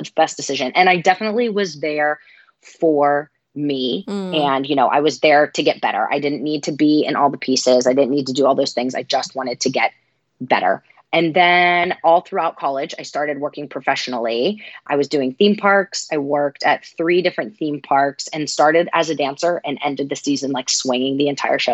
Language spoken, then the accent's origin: English; Pittsburgh, Pennsylvania, United States; moved away as an adult; now in New York City, United States; I am originally from Pittsburgh, Pennsylvania, in the States